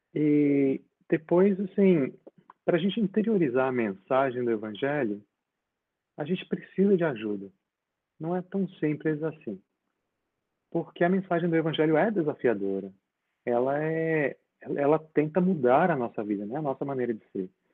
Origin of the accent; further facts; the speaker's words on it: Linhares, Espírito Santo, Brazil; also born or lived in Vitória, Brazil; now in London, United Kingdom; Eu, nasci, eu nasci em Vitória, nasci na ilha. Vitória. Mas foi só, assim, foi só para nascer mesmo, porque com cerca de quatro anos eu mudei para Linhares